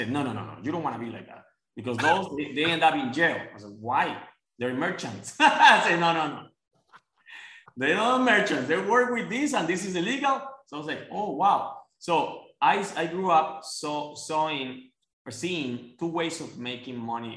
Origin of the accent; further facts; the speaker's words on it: La Guajira, Colombia; English is a second language; moved away as an adult; also born or lived in Bogota, Colombia; now in United States; I'm from Colombia, from the North Coast. It's called La Guajira